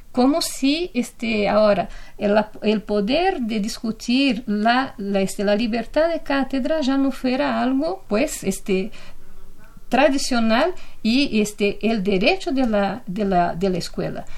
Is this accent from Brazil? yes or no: yes; Brazil; now in Mexico; lo que pasa en mi país